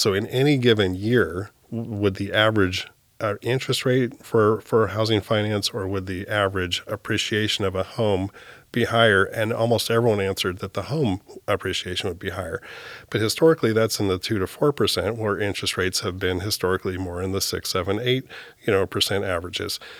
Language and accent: English; Hillsboro, Oregon, United States; also born or lived in Palo Alto, California / Amstelveen, Netherlands; moved up to Hillsboro, Oregon, uh, by about the age of three and lived there, uh, grew up there, went to high school there.